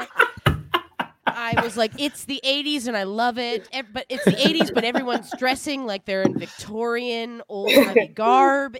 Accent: East Coast of Canada, Atlantic Canada, Canada; I'm from the East Coast

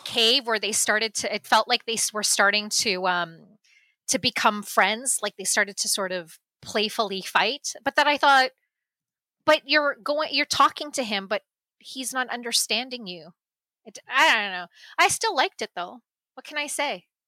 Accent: Canada; I grew up here. I was born in Canada.

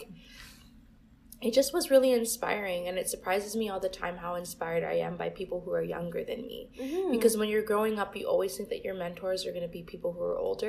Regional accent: Toronto, Ontario, Canada; I grew up in Scarborough, which was very diverse

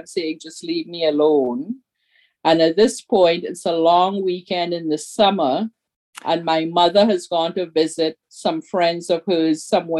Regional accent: Trinidad & Tobago; moved away; who we were in Trinidad.

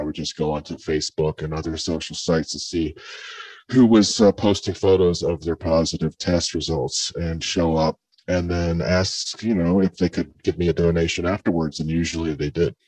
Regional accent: mid coast area in Maryland, Virginia, Mid-Atlantic, United States; I grew up not in the Northeast, but in the in the mid coast area in Maryland, Virginia, and we grew up around crabs

